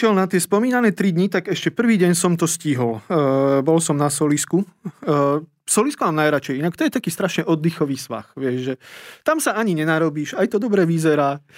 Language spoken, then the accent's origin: Slovak; Prešov Region, Slovakia; ja som sa z okolností ocitol doma v Tatrach